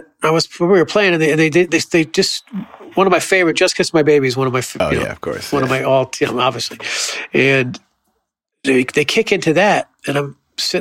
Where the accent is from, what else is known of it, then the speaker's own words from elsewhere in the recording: Florida, United States; I grew up in Florida